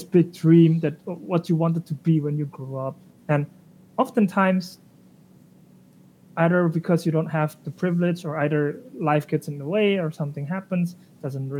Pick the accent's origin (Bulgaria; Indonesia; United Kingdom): Indonesia; now in Germany; I'm originally from Indonesia. I'm currently living in Germany.